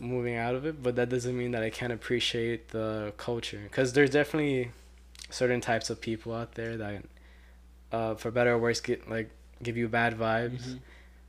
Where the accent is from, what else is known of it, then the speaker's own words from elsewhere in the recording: Colombia; I'm Colombian.